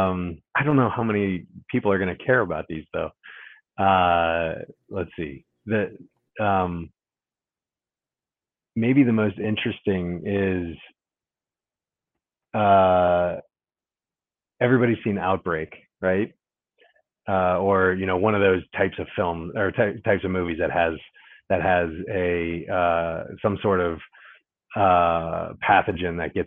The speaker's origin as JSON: {"language": "English", "region": "Ohio", "country": "United States", "tie": "born or raised there", "moved": "yes", "lives_now": "Washington, D.C., United States", "said": "I grew up in Ohio, lived in South Carolina for a couple summers, lived in Florida for a little bit"}